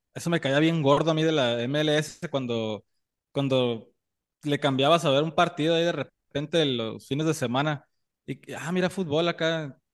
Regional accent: Mexicali, Baja California, Mexico; nosotros de ahí de niños, por la cercanía de, de Mexicali con Estados Unidos

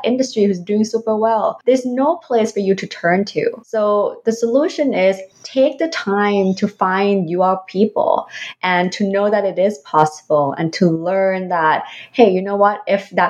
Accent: Philippines; now in Canada; even though I don't have the what so-called Canadian experience, but I have experience from my home country, from the Philippines, for the past 20 years.

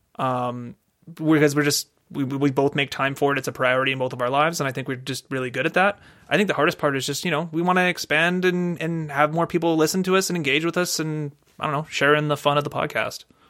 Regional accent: Canada; We're Canadian

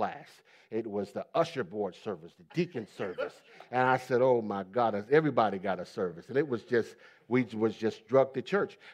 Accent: Ohio, United States; also born or lived in Pennsylvania; I grew up in the Middle East, stern part of the United States, Ohio. I was born in Pennsylvania, but raised in Ohio

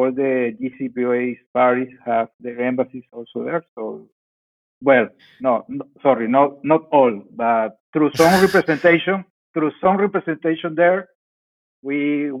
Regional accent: Venezuela; moved away as an adult; now in Baghdad, Iraq; I am from Venezuela

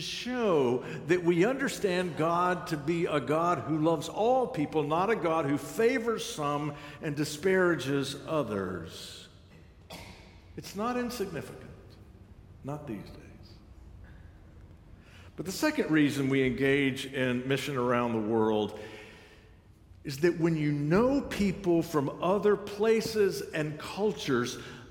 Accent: United States; I'm American

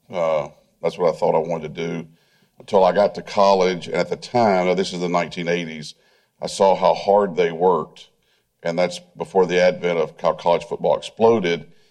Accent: Tennessee, United States; I grew up in Tennessee.

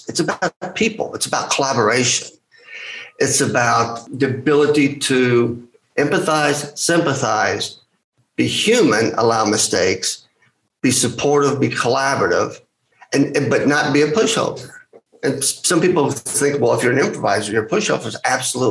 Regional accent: United States; I'm Greek American

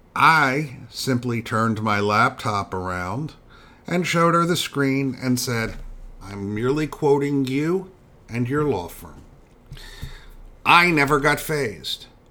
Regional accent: Philadelphia, Pennsylvania, United States; I am a Phillies fan and have always been devoted to my hometown team

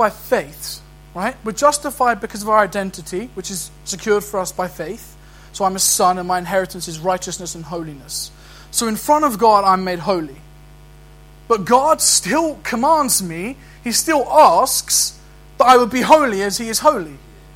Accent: London, United Kingdom; I can try and act like an Aberdonian, but I'm a Londoner. And that's my identity, regardless.

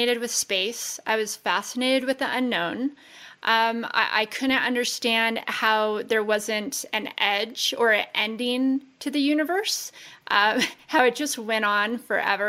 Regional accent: Las Vegas, Nevada, United States; We grew up in Las Vegas. Born and raised

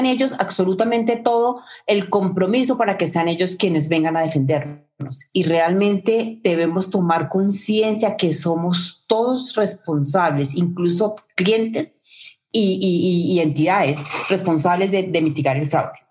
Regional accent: Colombia; mi propio país, Colombia

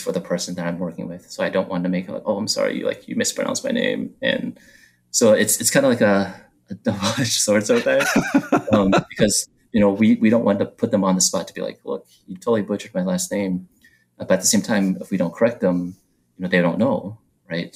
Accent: Taiwan; now in United States; I was born in Taiwan, so I didn't have an American name growing up. I just went by my Chinese name.

